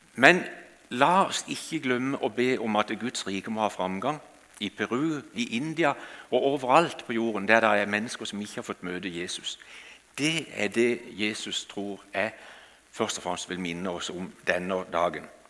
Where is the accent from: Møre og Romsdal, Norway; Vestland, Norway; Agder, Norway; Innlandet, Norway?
Agder, Norway; Kristiansand; Jeg kommer fra Flekkerøya utenfor Kristiansand. Og eh, Der har jeg vokst opp, og der bor vi ikke lenger nå.